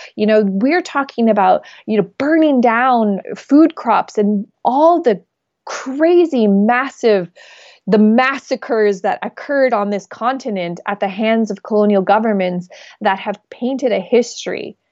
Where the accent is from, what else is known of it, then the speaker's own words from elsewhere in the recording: Alberta tar sands, Canada; I come from the Alberta tar sands, where we have seen the destruction and the diminishing and the, you know, contamination of our territory